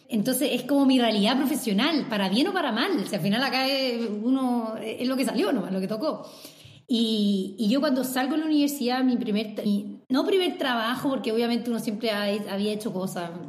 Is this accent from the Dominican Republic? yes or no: no; Chile; yo nací en Chile, y por eso siempre digo yo soy chilena, porque mi lugar de nacimiento es Chile.